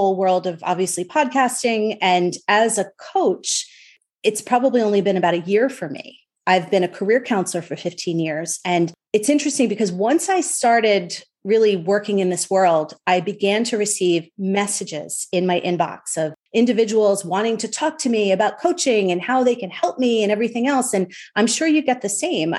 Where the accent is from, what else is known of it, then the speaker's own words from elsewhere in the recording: Long Island, New York, United States; now in Connecticut, United States; I'm from Long Island and I'm a bagel girl.